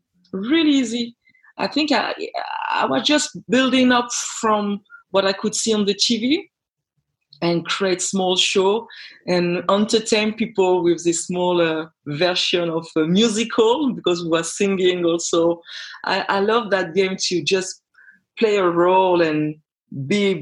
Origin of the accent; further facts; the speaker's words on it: France; English is a second language; moved away as an adult; also born or lived in Denmark; I'm raised and born in France, but I'm originally from Guadeloupe.